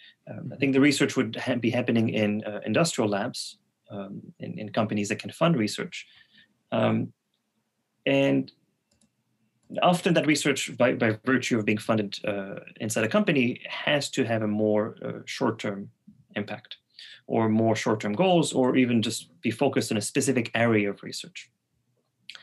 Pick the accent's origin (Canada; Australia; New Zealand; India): Canada; Quebec City, Quebec; first language French; English is a second language; also born or lived in Montreal; I'm from Quebec City, but I moved to Montreal